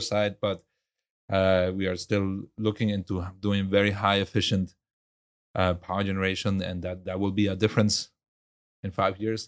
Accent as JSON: {"language": "English", "country": "Venezuela", "tie": "born or raised there", "also_born_or_lived": "Germany", "moved": "yes", "lives_now": "Houston, United States", "said": "I grew up in Venezuela"}